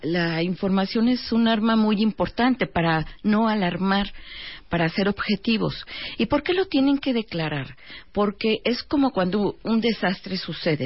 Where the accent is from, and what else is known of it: Mexico